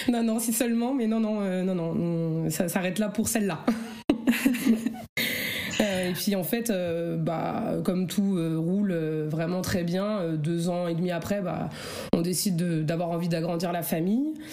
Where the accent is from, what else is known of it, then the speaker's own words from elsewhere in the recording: Oise, Picardy, Hauts-de-France, France; Je suis dans l'Oise, euh, dans le Nord, en Picardie.